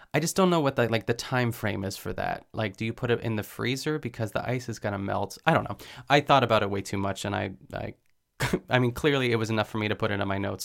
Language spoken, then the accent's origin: English; Pittsburgh, Pennsylvania, United States; I'm from Pittsburgh, too, so we would go to, I think, like, the furthest we went, it was called, like, Meadowcroft Village